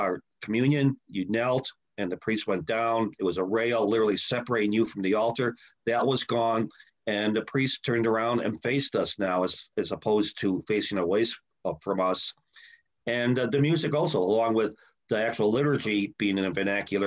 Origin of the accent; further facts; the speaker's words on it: Chicago, Illinois, United States; I grew up in Chicago.